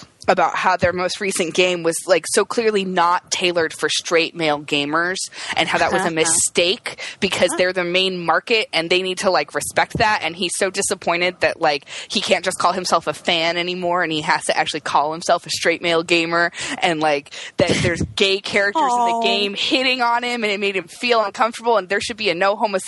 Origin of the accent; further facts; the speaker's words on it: Indiana, United States; I grew up in Indiana